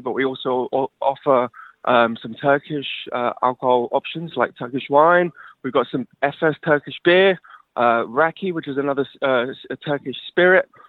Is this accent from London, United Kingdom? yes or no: yes; London, United Kingdom; now in Durham, United Kingdom; I'm from London. My background is London.